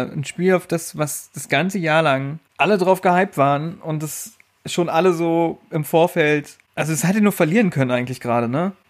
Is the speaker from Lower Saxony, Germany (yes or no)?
yes; Einbeck, Lower Saxony, Germany; also born or lived in East Germany (GDR); Gutes Einbäcker, Bier. Beste Bier, wo gibt, Leute. Ist das okay? Aber solange du kein Geld dafür kriegst. Ich krieg dafür kein Geld. Ich bin einfach. Nur Bier. Das ist meine Heimat. Das ist meine Heimat. Ich komme aus der Heimat, das ist mein Heimatbier.